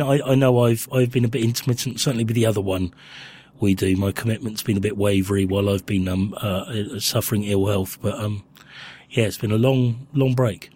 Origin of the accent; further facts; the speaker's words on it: Winchester, South East England, United Kingdom; moved away; I grew up in Winchester